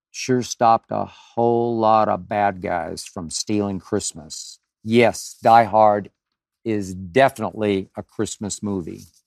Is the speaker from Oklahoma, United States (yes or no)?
yes; Oklahoma City, Oklahoma, United States; moved away; in my hometown of Oklahoma City